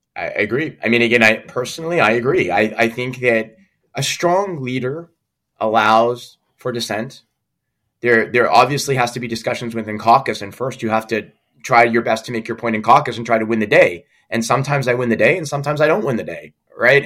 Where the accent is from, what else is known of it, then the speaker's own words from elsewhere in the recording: Quebec, Canada; we're both English speaking Quebecers